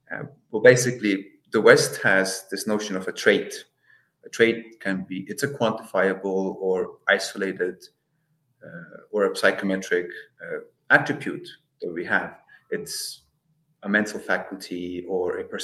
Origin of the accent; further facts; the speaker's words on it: Estonia; now in Netherlands; I'm from Estonia, I'm in the Netherlands, I've lived in a lot of places